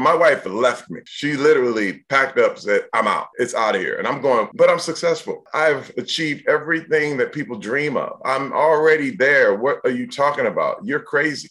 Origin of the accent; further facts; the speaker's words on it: Flint, Michigan, United States; I was born in Flint, Michigan.